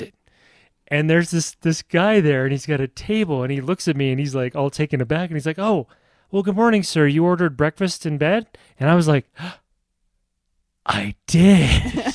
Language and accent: English; Nebraska, United States; moved away; I'm from Nebraska